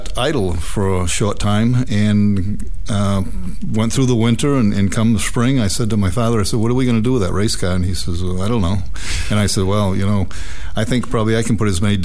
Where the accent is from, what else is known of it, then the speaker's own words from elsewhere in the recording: Waldoboro, Maine, United States; I grew up in Waldoboro, Maine, which is up between up by Damariscotta, Rockland, Maine